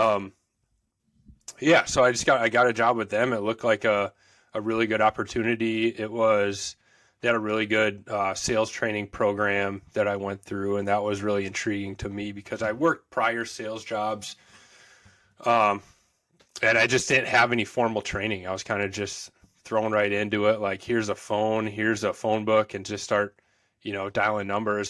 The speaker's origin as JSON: {"language": "English", "town": "Woodbury", "region": "Minnesota", "country": "United States", "tie": "born or raised there", "said": "in Woodbury, Minnesota, so grew up, born and raised in Minnesota."}